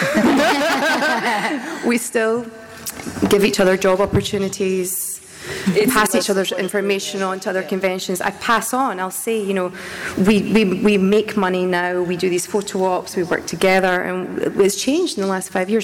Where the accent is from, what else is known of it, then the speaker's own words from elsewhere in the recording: Scotland, United Kingdom; moved away; I'm Scottish and we just get told to get your head down and get on with it.